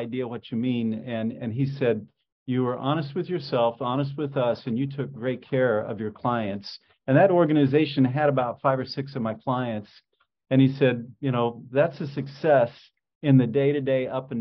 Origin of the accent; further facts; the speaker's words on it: Indianapolis, Indiana, United States; I grew up in Indianapolis